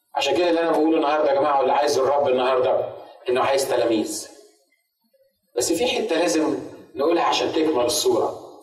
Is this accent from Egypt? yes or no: yes; Egypt; كعرب وكمصريين